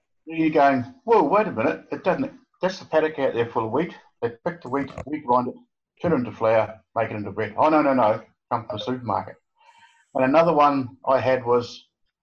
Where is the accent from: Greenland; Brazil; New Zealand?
New Zealand; Blackball, West Coast; moved away; I come from a small town, Black Bull, and a coal mining town